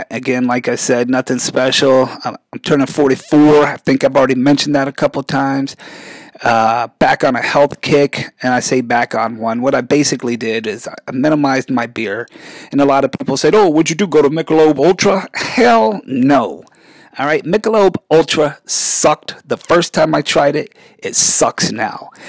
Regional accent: Germany; I had the privilege of growing up in Germany a lot of my life.

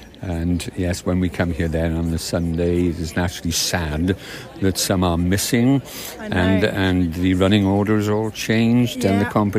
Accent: Wales, United Kingdom; I'm Welsh

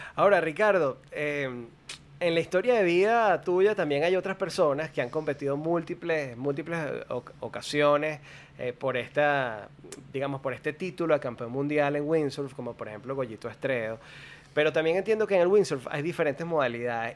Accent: Caracas, Capital District, Venezuela; moved away as an adult; yo nací y crecí en Caracas, luego decidí mudarme al, mar

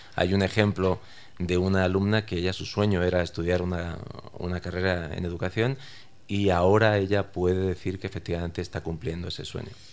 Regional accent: Spain; yo soy español

